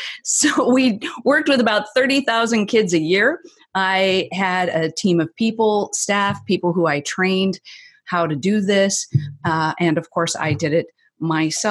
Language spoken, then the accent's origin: English; the Northwest, Pacific Northwest, United States; I'm from the Northwest, so I live just south of Seattle